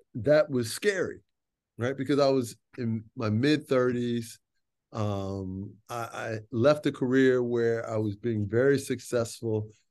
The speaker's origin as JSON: {"language": "English", "town": "Chicago", "region": "Illinois", "country": "United States", "tie": "born or raised there", "said": "I grew up in Chicago"}